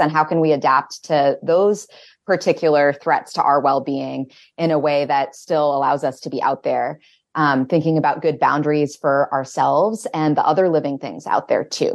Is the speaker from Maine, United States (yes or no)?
yes; Winterport, Maine, United States; I grew up in Winterport, just south of Bangor